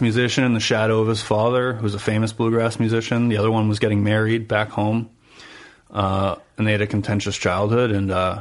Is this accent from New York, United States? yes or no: no; New Hampshire, United States; I'm from New Hampshire